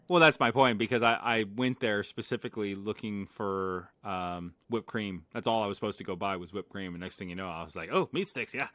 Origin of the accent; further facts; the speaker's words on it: Las Vegas, Nevada, United States; moved away; born and raised in Vegas